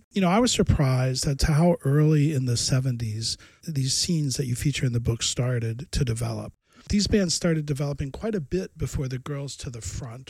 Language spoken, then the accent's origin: English; the South, United States; growing up in the South